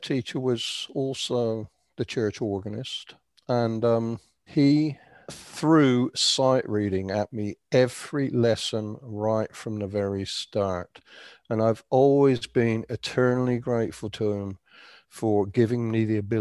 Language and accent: English; Andover, South East England, United Kingdom; now in Canada; I was born and raised in Andover in Hampshire